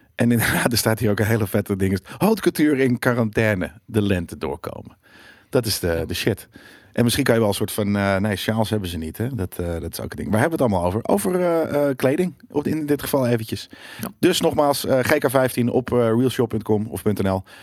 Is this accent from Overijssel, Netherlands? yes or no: no; near Wormerveer, North Holland, Netherlands; het is vlakbij waar ik vandaan kom.